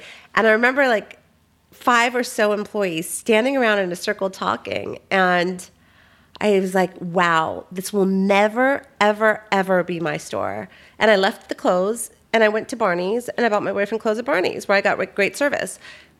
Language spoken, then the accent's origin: English; Tarzana, California, United States; Here, in Tarzana.